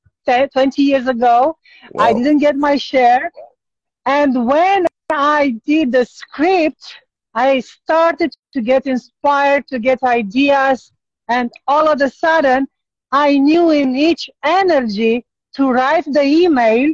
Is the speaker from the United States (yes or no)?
no; Romania; I'm from Romania